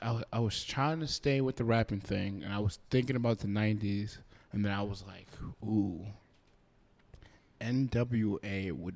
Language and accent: English; East Coast, United States; I'm from the East Coast